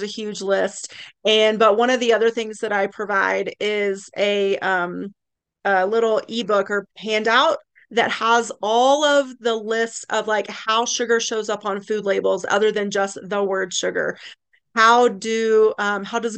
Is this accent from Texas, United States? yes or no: no; East Tennessee, United States; now in Lake Tahoe, United States; I'm originally from East Tennessee